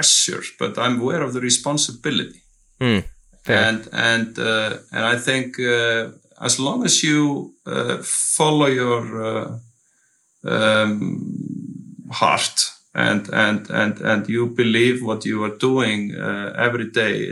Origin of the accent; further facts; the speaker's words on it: Iceland; English is a second language; moved away as an adult; also born or lived in San Diego, United States; I'm born and raised in Iceland, and even though I lived 9 years of my life somewhere else, I love being here